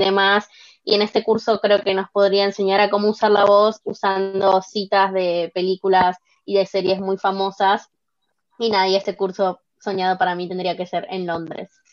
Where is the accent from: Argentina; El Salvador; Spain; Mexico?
Argentina; Buenos Aires; soy de Buenos Aires, Argentina